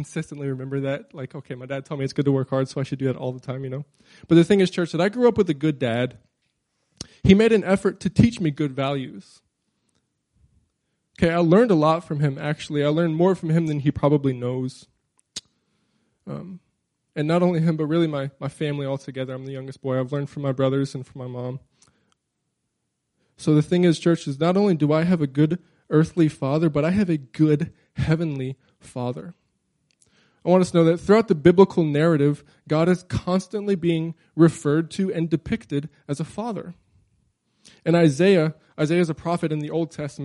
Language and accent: English; Crowley, Louisiana, United States; now in Anchorage, United States; I grew up in South Louisiana, okay? Crowley, Louisiana